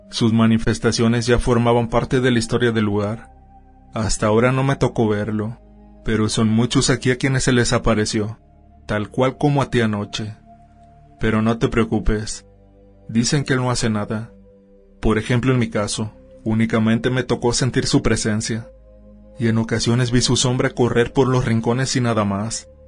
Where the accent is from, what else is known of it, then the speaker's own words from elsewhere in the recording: Peru; soy originario de Perú.